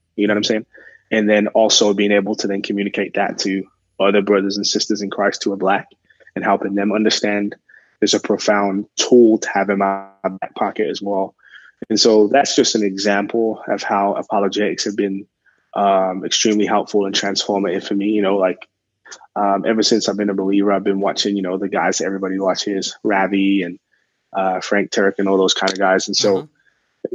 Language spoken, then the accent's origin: English; England, United Kingdom; moved away; I'm originally from England